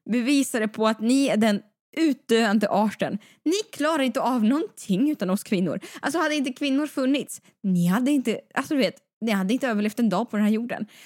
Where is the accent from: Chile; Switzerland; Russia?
Russia; Siberia; Jo, jag vet. Jag är från Sibirien.